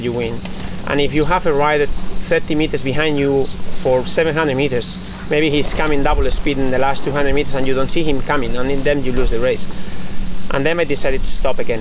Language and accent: English; Basque Country, Spain; English is a second language; also born or lived in Italy; I'm from País Vasco, as you said, and I grew up going with my sandwich and my backpack up the mountain, up to Jaizkibel, to see the race every year, every summer.